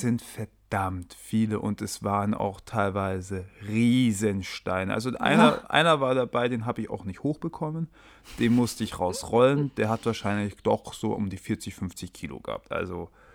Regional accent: Germany; moved away as an adult; now in Sweden; wir als Deutsche keinen tatsächlichen Akzent im Schwedisch haben

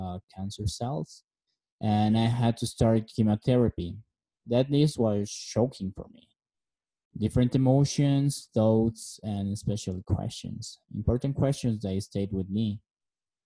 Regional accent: La Paz, Bolivia; moved away; also born or lived in Beijing, China / Cochabamba, Bolivia; I am from La Paz, Bolivia. I was born in 1986. I have a beautiful Filipina wife and two handsome sons. I live most of my life in my hometown.

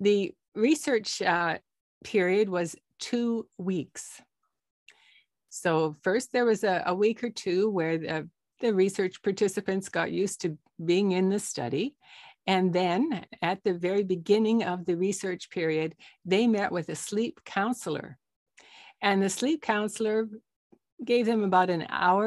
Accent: Canada; also born or lived in Toronto, Canada; I'm a Canadian doctor in Toronto, Canada

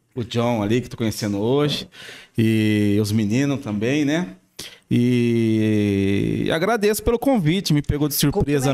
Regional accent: São Paulo, Brazil; moved away as an adult; also born or lived in Araraquara; now in Batatais, Brazil; Eu sou de São Paulo.

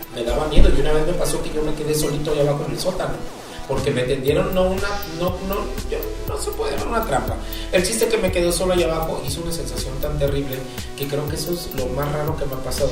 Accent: Acapulco, Guerrero, Mexico; now in Puebla, Mexico; para nosotros, en Acapulco

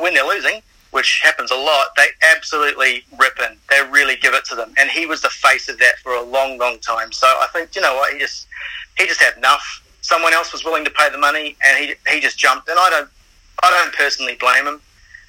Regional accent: Auckland, New Zealand; now in Sydney, Australia; So I'm originally from Auckland

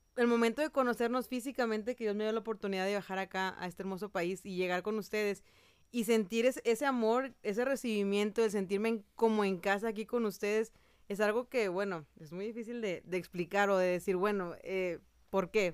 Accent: Mexico; yo, mexicana, estoy acá en Costa Rica

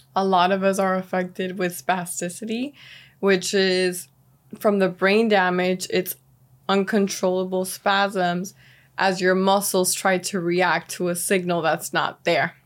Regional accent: Miami, Florida, United States; also born or lived in Venezuela; growing up here, it's been a city that has cultivated and grown in ways that I never imagined

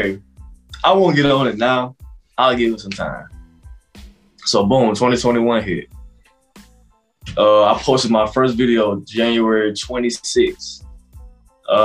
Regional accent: Broxton, Georgia, United States; moved away as an adult; also born or lived in Douglas, Georgia; now in Atlanta, United States; I am from Broxton, Georgia, by way of Douglas, Georgia.

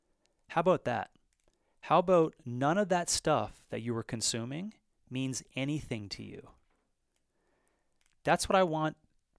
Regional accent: Newfoundland and Labrador, Canada; I was from Western Labrador in an eastern province of Canada, Newfoundland, Labrador, and we used to have a paper that I used to deliver.

